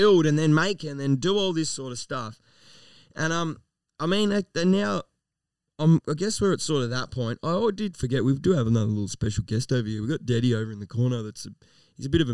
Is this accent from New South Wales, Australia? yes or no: no; Melton, Victoria, Australia; also born or lived in Toolern Vale; I've always lived in Melton. I am a true blue 3337 M-Town motherfucking beast. Lived here my whole fucking life. I was born in Melton South.